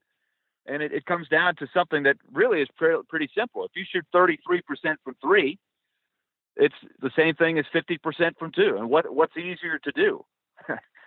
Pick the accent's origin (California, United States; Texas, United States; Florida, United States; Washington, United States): Florida, United States; moved away as an adult; also born or lived in New York; I grew up in New York and then Florida.